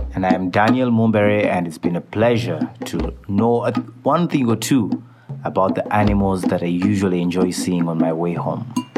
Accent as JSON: {"language": "English", "area": "Kasese District", "region": "Western Region", "country": "Uganda", "said": "I come from Kasese district, which is one of the districts that is proud uh, to call Queen Elizabeth National Park our home."}